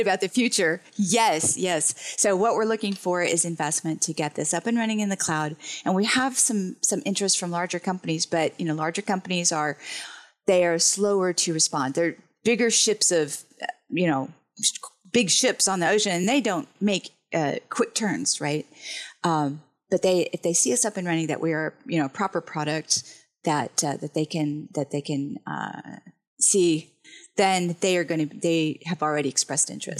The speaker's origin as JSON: {"language": "English", "town": "Huntsville", "region": "Alabama", "country": "United States", "moved": "as an adult", "lives_now": "Kentucky, United States", "said": "I'm from Alabama originally, from Huntsville"}